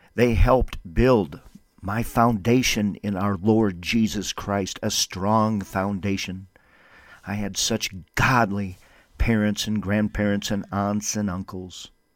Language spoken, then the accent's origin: English; Windom, Minnesota, United States; now in Albuquerque, United States; Wyndham for a revival, my hometown that I love so much